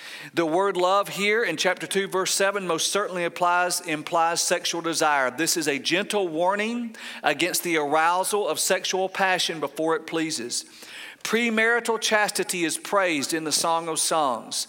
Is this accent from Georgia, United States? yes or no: yes; Paulding County, Georgia, United States; I grew up in Pauling County, Georgia